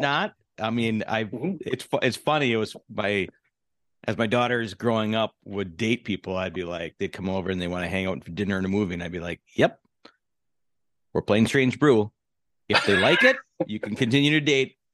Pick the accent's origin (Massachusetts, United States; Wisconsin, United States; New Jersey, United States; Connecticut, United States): Wisconsin, United States; Milwaukee; moved away; when I grew up in Milwaukee as a child.